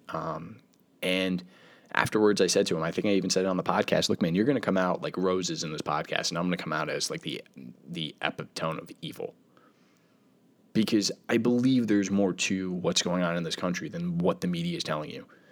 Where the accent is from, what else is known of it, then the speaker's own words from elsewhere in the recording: United States; being an American